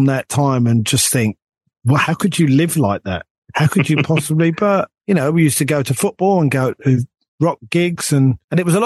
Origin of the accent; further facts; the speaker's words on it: London, United Kingdom; this young kid growing up, this young Jewish kid, me, right, growing up in North London